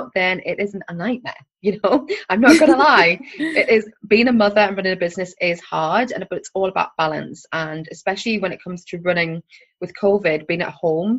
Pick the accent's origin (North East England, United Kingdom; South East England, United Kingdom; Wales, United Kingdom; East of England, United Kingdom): North East England, United Kingdom; Sunderland; moved away as an adult; also born or lived in London; I am 100% born and bred in Sunderland. What we call a Mackem.